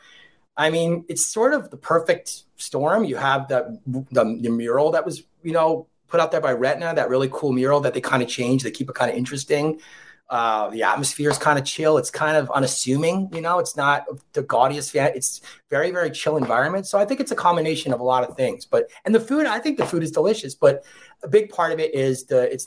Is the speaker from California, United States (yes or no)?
no; Monroe, New York, United States; he hasn't been to my hometown. I'm from Monroe, New York